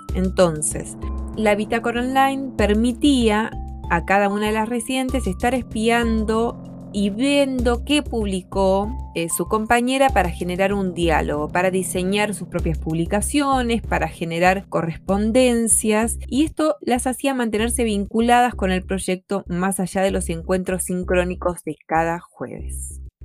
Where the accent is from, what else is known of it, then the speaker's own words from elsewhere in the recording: Argentina; moved away as an adult; now in Chile; Yo soy artista y gestora argentina y me encuentro viviendo en Chile desde 2015